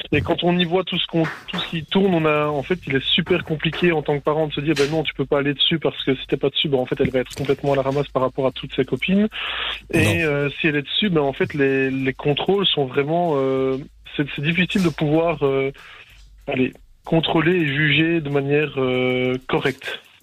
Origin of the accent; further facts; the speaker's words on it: Charleroi region, Wallonia, Belgium; je viens de la région de Charleroi